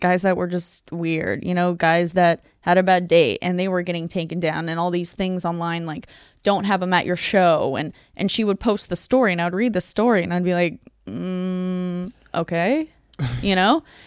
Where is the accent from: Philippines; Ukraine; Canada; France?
Ukraine; moved away; also born or lived in Tucson, Arizona, United States; I'm originally from Ukraine. I grew up there and then I moved to Arizona